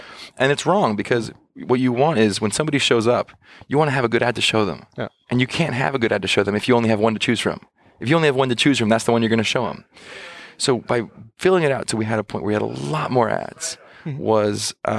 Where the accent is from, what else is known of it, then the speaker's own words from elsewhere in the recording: California, United States; And of course, I'm born and raised in the California Bay Area.